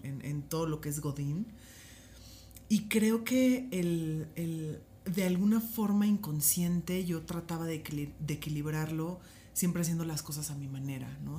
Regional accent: Poza Rica, Veracruz, Mexico; donde soy originaria, que es Poza Rica, Veracruz

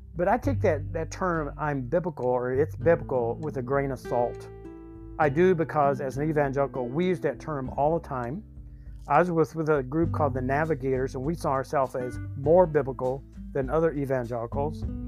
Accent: the South, United States; I grew up in the South

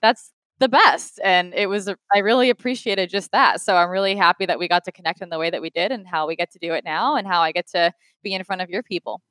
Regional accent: Rhode Island, United States; moved away as an adult; now in Los Angeles, United States; Rhode Island, so smallest state

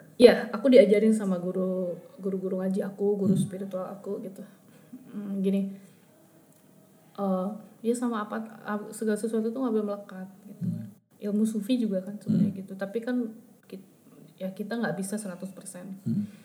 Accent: Bandung, West Java, Indonesia; kita anak Bandung

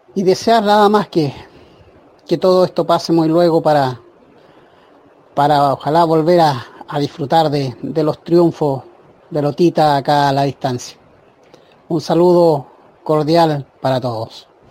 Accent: Chile

